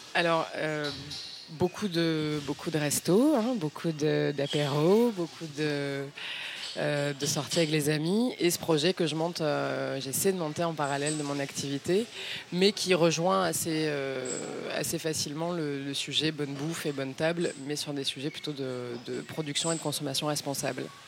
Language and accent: French; Nîmes, Occitania, France; moved away as an adult; now in Paris, France; j'ai quitté Nîmes, Nîmes 140 et quelques mille habitants à l'époque